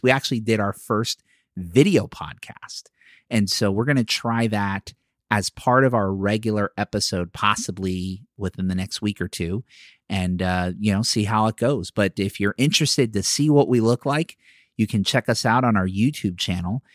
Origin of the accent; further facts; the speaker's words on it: Philadelphia, Pennsylvania, United States; now in Florida, United States; I'm from Philadelphia